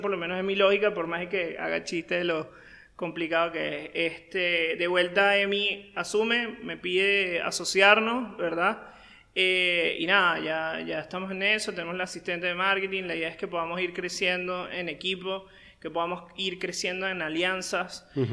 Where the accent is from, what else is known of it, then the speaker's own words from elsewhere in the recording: Caracas, Capital District, Venezuela; moved away as an adult; now in Paraguay; yo soy venezolano, yo nací en Caracas, la capital de Venezuela. Eh, tengo poco más de seis años en Paraguay.